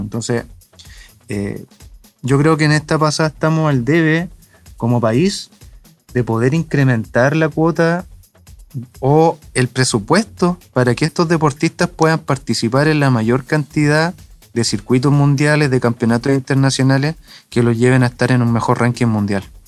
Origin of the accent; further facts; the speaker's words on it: Chile; also born or lived in Chillán, Ñuble; nuestro país